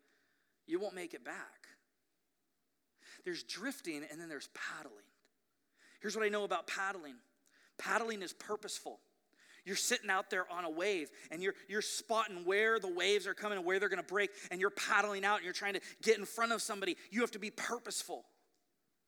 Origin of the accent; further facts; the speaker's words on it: Ventura, California, United States; growing up in Ventura